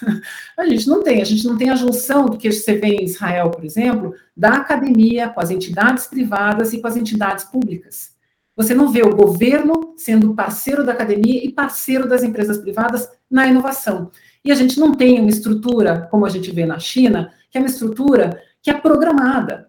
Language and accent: Portuguese; Curitiba, Paraná, Brazil; moved away as an adult; also born or lived in São Paulo; Eu sou de Curitiba